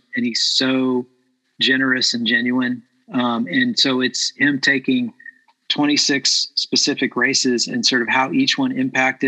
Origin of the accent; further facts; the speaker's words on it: Port Salerno, Florida, United States; Little League baseball in Port Salerno, Florida. I grew up in Florida